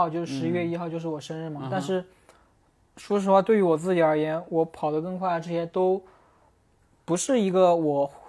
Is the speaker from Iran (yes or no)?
no; Hunan, China; 咱俩都是湖南的，